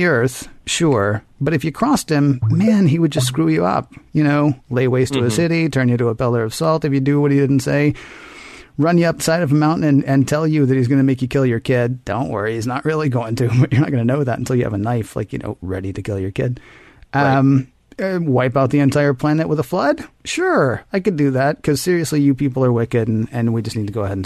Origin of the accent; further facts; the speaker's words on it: the South, United States; I'm from the South